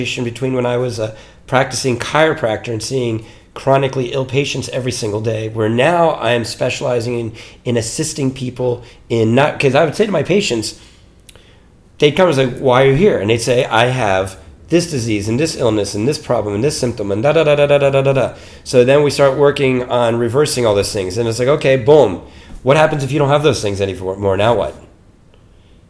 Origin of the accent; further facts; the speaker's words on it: Mount Holly, New Jersey, United States; moved away as an adult; also born or lived in Boston, Massachusetts / New York / Colorado; I grew up in New Jersey, in the United States, in New Jersey.